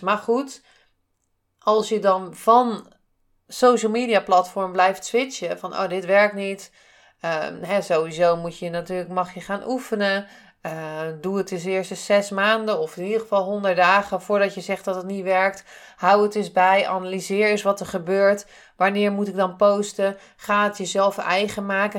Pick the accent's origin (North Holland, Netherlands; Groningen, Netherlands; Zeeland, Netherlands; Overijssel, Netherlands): Zeeland, Netherlands; ik kom uit Zeeland.